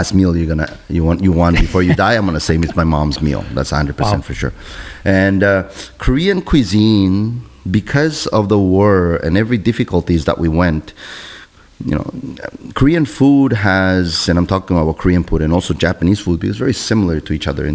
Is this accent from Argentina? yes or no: yes; Argentina; also born or lived in Montreal, Canada; now in Canada; I come from Argentina, the land of Italians